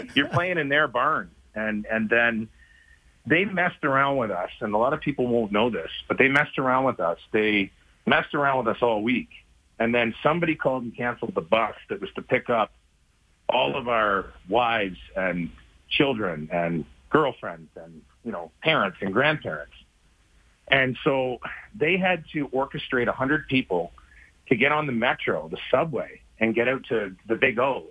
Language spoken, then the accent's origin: English; Canada; I'm pretty sure my birth certificate says I'm Canadian